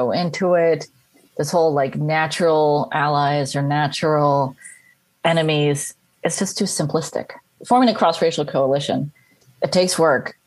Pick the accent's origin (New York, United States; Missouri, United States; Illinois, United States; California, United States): California, United States; I'm Mexican-American and I grew up in California